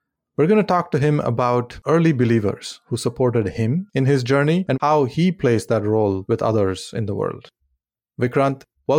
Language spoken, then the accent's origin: English; India; Now, growing up in India, the ultimate definition of success is to get a very steady job